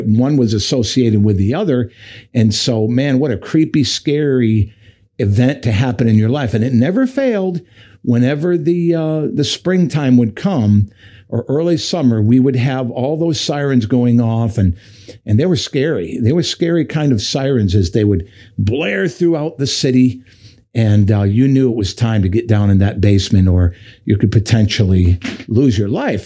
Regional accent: Michigan, United States; moved away; growing up in Michigan, we we actually grew up uh, in several cities. We moved quite a bit when I lived in Michigan

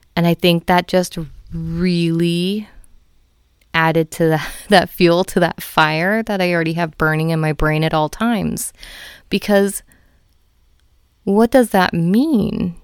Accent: United States; I am a fifth generation Filipino in America

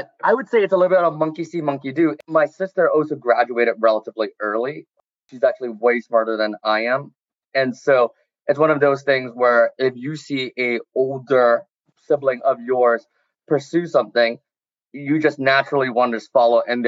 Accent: Champaign, Illinois, United States; moved away; I'm from Champaign, Illinois, so the middle of nowhere, a little country bumpkin.

